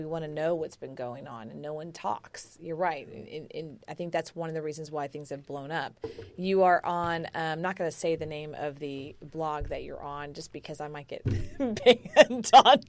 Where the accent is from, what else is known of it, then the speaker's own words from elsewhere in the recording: Houston, Texas, United States; I grew up in Houston, as you did